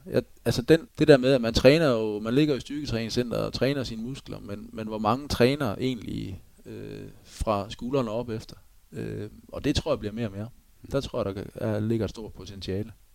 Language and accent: Danish; Denmark